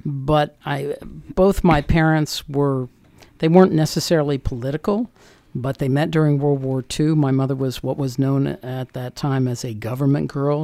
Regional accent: Northern Virginia, United States; moved away as an adult; also born or lived in Washington, D.C. / Montgomery County, Maryland; now in Frederick County, Maryland, United States; I was born in D.C., uh, grew up in Northern Virginia

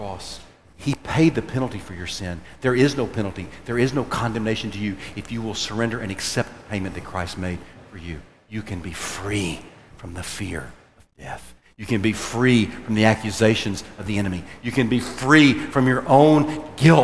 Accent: United States; we, as Americans

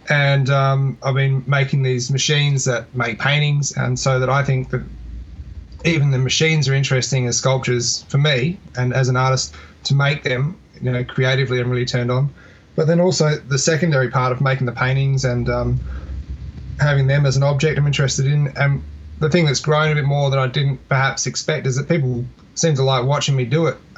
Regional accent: Adelaide, South Australia, Australia; also born or lived in Melbourne; I'm originally from Adelaide, yeah. So that when I met you in 2004, I'd only really been in Melbourne for a few years at that point. And then um, in 2007, I moved back to Adelaide.

